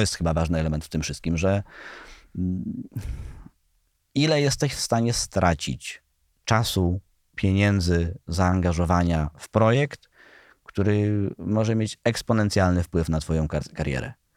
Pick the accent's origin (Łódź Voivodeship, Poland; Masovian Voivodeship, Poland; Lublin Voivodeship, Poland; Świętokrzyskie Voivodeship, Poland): Świętokrzyskie Voivodeship, Poland; jestem ze Świętokrzyskiego